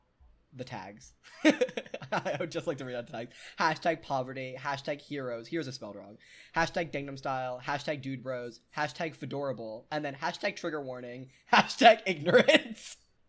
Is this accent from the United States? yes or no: yes; New York City, New York, United States; I'm from New York City, where the homeless have the decency to try and work for money